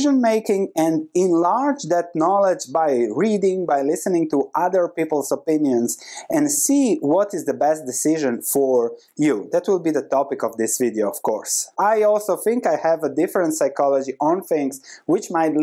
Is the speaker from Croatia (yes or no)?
yes; Croatia; This is where I come from Croatia. This was happening when I was 8 years old, so this was my reality back then.